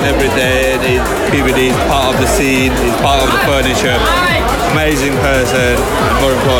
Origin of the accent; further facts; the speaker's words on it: London, United Kingdom; I'm from London.